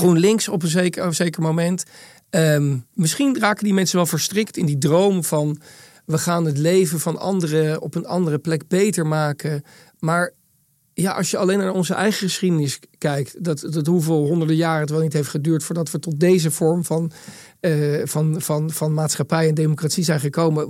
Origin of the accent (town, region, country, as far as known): Netherlands